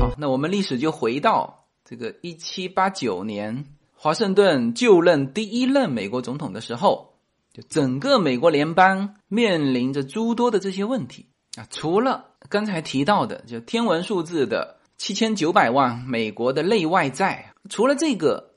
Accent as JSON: {"language": "Chinese", "country": "China", "said": "我们中国人曾经持有美国国债最多"}